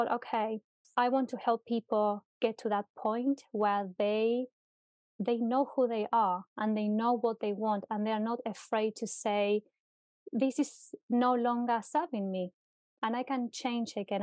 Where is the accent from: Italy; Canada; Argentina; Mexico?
Argentina; now in United Kingdom; So I'm originally from Argentina, and I moved to the UK many, many years ago, more than 10 years ago, with a dream.